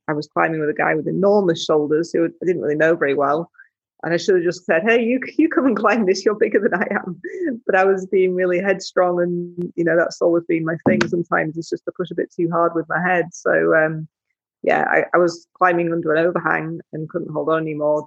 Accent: Yorkshire and the Humber, United Kingdom; I grew up in West Yorkshire

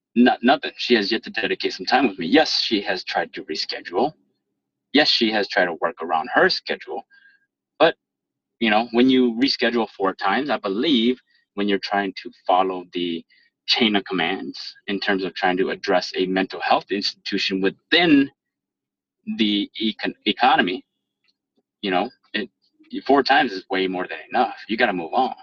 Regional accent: Minnesota, United States; born or raised there; accent: proper professional accent

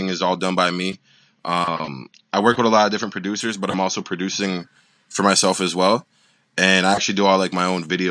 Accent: Toronto, Ontario, Canada; I'm from Toronto, Ontario, Canada.

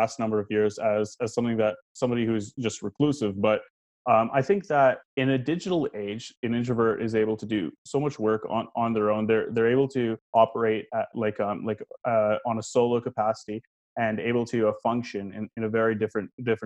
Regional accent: Toronto, Ontario, Canada; now in Mississauga, Canada; I was born and raised in Toronto, and then I moved to Mississauga later on

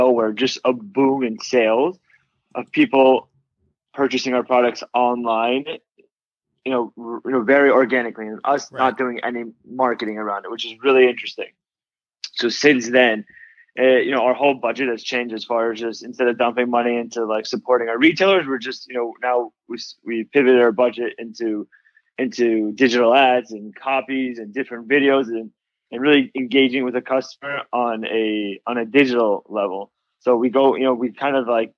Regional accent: Los Angeles, California, United States; also born or lived in Boston; born and raised in Los Angeles. This is my hometown

